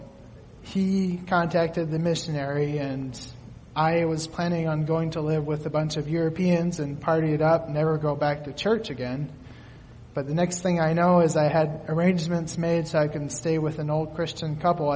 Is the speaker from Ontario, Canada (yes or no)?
no; Quebec, Canada; now in Allen Park, United States; I grew up in Quebec, Canada